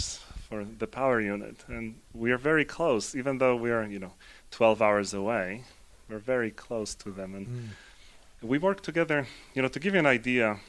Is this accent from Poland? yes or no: yes; Poland; now in United States; I'm originally from Poland. I live in the U.S. and have lived in the U.S. for a while